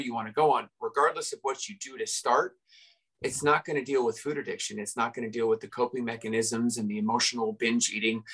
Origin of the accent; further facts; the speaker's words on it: Redondo Beach, California, United States; I grew up in Redondo Beach, California